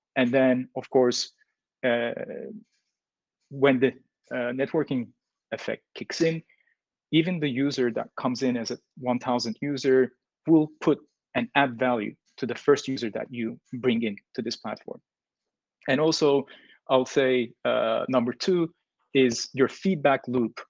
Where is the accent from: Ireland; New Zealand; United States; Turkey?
Turkey; moved away as an adult; now in Vietnam; I'm from Turkey. Basically, moved into Vietnam six years ago, almost five and a half.